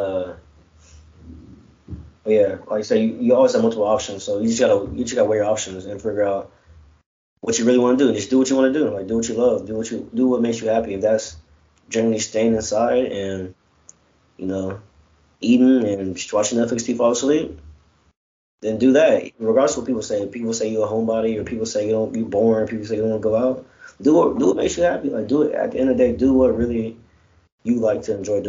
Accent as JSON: {"language": "English", "town": "College Station", "region": "Texas", "country": "United States", "tie": "born or raised there", "also_born_or_lived": "Chicago", "said": "when I grew up in College Station"}